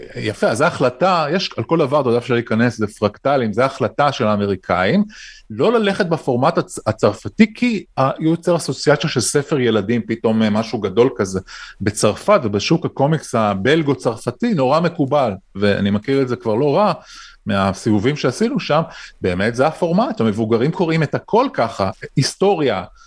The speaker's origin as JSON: {"language": "Hebrew", "country": "Israel"}